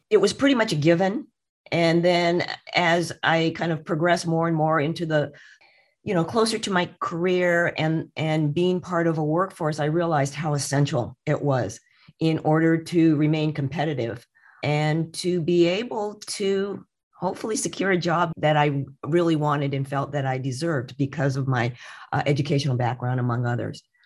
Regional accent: Redlands, California, United States; I actually grew up about sixty miles from here in a place called Redlands, California.

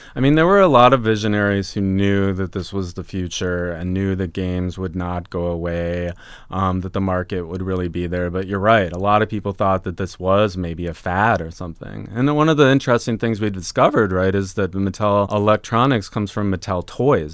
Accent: Minneapolis, Minnesota, United States; I grew up in Minneapolis, in the suburbs of Minneapolis yeah. So Minnesota boy

